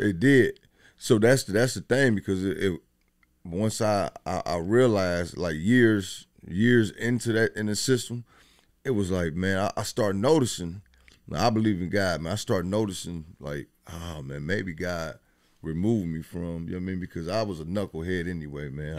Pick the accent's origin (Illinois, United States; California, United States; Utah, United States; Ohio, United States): Ohio, United States; Dayton; I'm from Dayton. I mean, Westwood to be exact.